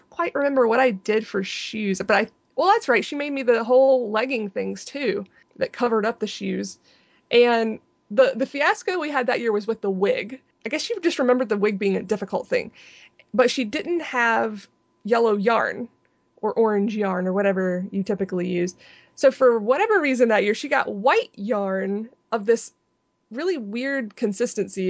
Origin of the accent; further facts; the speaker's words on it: Anderson, United States; I was in college in my hometown of Anderson, where I grew up